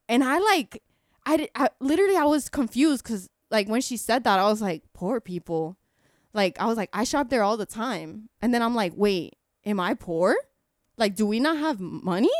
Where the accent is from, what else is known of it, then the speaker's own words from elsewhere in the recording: Kissimmee, Florida, United States; I grew up in Kissimmee my whole life